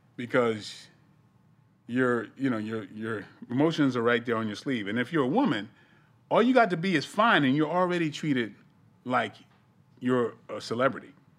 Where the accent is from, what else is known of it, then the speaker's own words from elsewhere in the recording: East Coast, United States; I'm from the East Coast